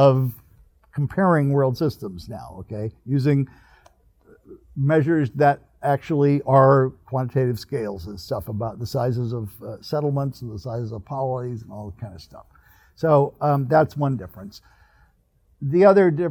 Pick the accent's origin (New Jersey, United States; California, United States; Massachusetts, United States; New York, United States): California, United States; Northern; now in Riverside, United States; I grew up in California, so I'm a Californian. But I grew up in Northern California